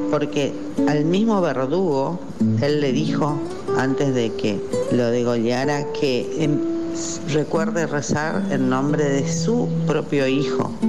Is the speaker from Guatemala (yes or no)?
no; Mercedes, Corrientes, Argentina; yo me acuerdo cuando era chiquita y vivía en Mercedes